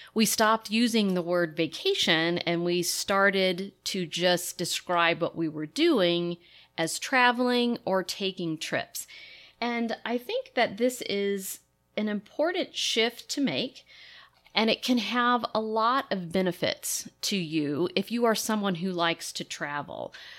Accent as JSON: {"language": "English", "town": "Lexington", "region": "Kentucky", "country": "United States", "tie": "born or raised there", "moved": "yes", "said": "I grew up in Lexington, Kentucky, and horse country"}